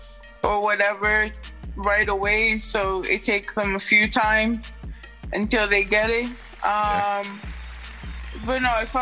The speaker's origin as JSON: {"language": "English", "town": "Queens", "region": "New York", "country": "United States", "said": "I'm from Astoria, Queens."}